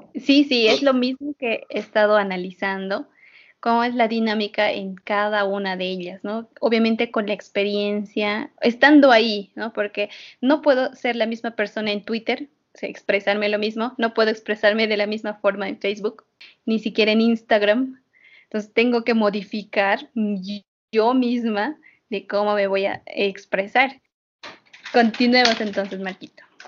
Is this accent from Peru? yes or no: no; Bolivia; los bolivianos, como personas que todavía no, hemos han salido del confort de estar en Bolivia